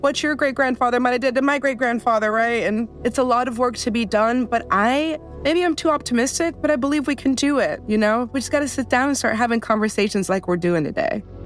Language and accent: English; Wisconsin, United States; I come from the Menominee and Oneida nations. of Wisconsin